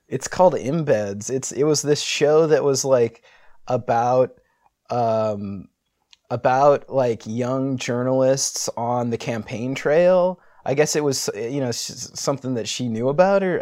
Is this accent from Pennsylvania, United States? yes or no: no; San Diego, California, United States; I was born in San Diego.